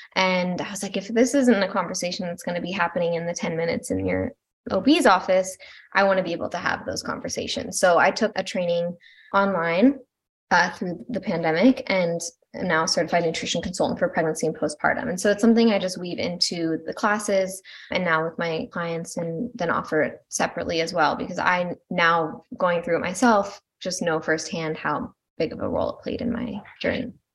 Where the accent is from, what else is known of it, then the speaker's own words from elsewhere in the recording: Malibu, California, United States; moved away as an adult; now in Asheville, United States; originally, I'm from Malibu, California. And now I'm living in North Carolina, right outside of Asheville.